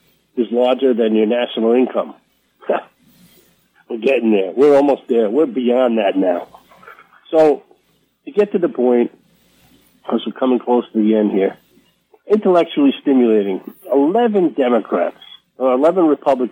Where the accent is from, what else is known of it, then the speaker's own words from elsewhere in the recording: New York, United States; I'm from New York.